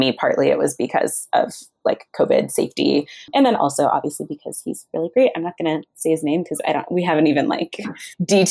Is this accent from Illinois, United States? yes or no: no; Northern Virginia, United States; moved away as an adult; also born or lived in New Zealand / Ghana (family); now in North Carolina, United States; My family's from Ghana and I was born in New Zealand, but I mostly grew up in the DC area. So that's pretty much where I call home, Northern Virginia, or NOVA